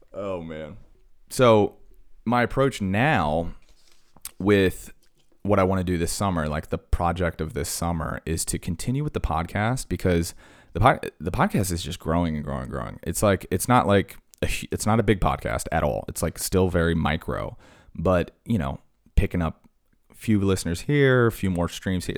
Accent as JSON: {"language": "English", "town": "Blacksburg", "region": "Virginia", "country": "United States", "tie": "born or raised there", "said": "my hometown in Blacksburg"}